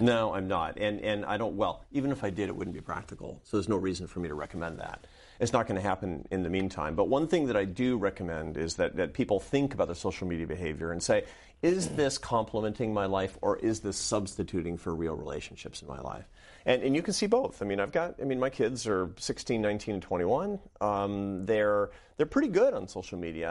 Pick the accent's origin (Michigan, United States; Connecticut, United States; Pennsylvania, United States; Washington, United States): Washington, United States; Seattle; I grew up in Seattle, Washington.